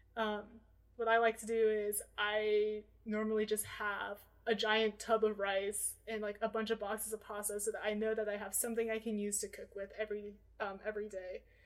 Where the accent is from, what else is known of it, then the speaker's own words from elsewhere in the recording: Portland, Oregon, United States; I'm from Portland, Oregon, so I spent every single Tuesday of my elementary school time looking forward to reading Food Day from the Oregonian